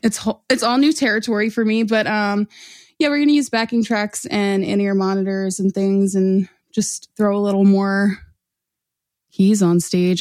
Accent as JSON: {"language": "English", "town": "Orland", "region": "Pennsylvania", "country": "United States", "tie": "born or raised there"}